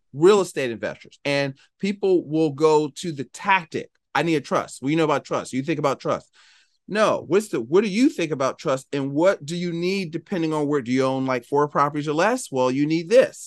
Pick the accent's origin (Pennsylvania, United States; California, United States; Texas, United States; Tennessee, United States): Pennsylvania, United States; Philadelphia; I'm from Philadelphia